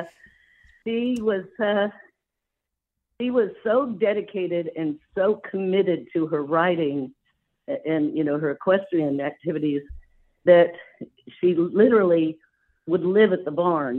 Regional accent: California, United States; moved away as an adult; also born or lived in Indiana; I grew up out there in California

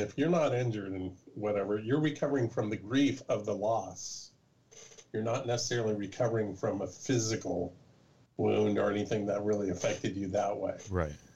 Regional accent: California, United States; I'm from California, born and bred

